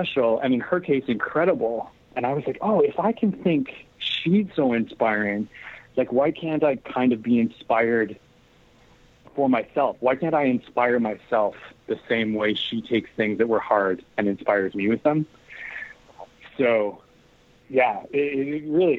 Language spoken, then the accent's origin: English; Canadian Prairies, Canada; I grew up in the Canadian prairies